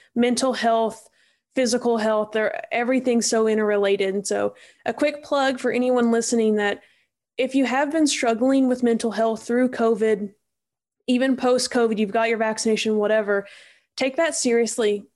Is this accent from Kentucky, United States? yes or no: yes; Eastern Kentucky, United States; I'm from Eastern Kentucky, and so it, in where I'm from, your loyalties are like to your high school